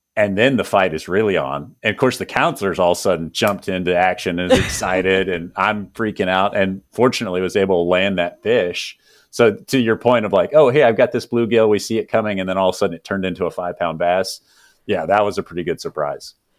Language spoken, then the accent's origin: English; Texas, United States; growing up in the South here in Texas